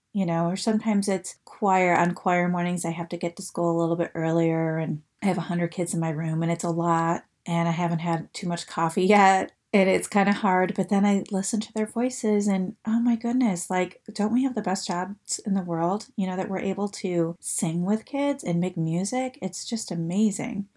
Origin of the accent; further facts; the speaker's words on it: Detroit, Michigan, United States; I'm originally from the Detroit area